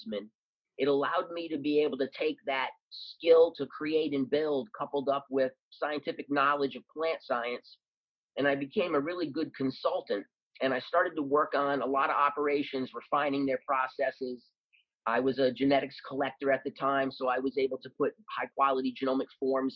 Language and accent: English; Rhode Island, United States; moved away; also born or lived in Oakland, California; I was from Rhode Island, where we're predominantly white